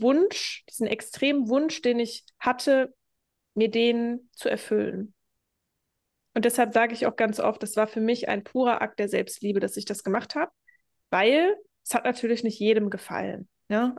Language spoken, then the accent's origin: German; Germany; now in Lanzarote, Spain; ich verlasse jetzt das Land, wo ich geboren worden bin